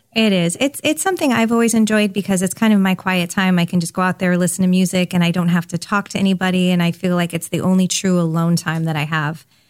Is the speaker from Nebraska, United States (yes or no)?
no; California, United States; I grew up in California